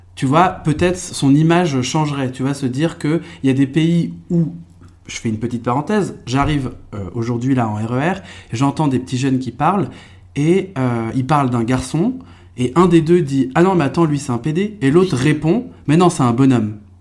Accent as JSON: {"language": "French", "area": "Eure-et-Loir", "region": "Centre-Val de Loire", "country": "France", "tie": "born or raised there", "also_born_or_lived": "Trappes, Yvelines"}